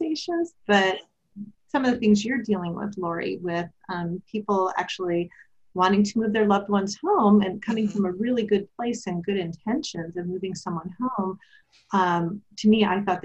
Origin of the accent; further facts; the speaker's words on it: Wisconsin, United States; now in California, United States; I grew up in Wisconsin